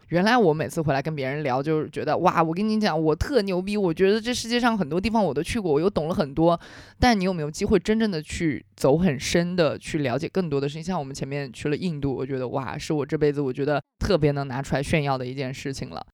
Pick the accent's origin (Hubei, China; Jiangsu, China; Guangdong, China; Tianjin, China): Hubei, China; same hometown as Jia Ling; moved away; 跟我的同乡，哎，我的，我们老家之光贾玲儿